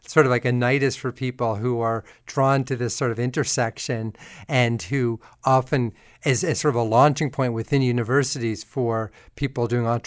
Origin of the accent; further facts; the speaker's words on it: New Haven, Connecticut, United States; also born or lived in New York / Dayton, Ohio; I was born in New York, and then after a very brief time in Dayton, Ohio, Wright-Patterson Air Force Base, where my dad was briefly, I grew up, as you know, in Connecticut, and much of that outside New Haven.